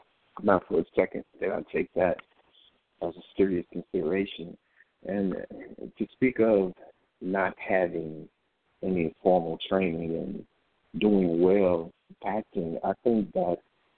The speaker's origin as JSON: {"language": "English", "town": "Jackson", "region": "Tennessee", "country": "United States", "tie": "born or raised there", "said": "In Jackson, Tennessee."}